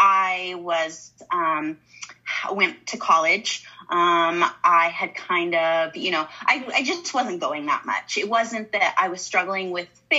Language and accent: English; Southern Utah, United States; now in Mesa, United States; I grew up in Southern Utah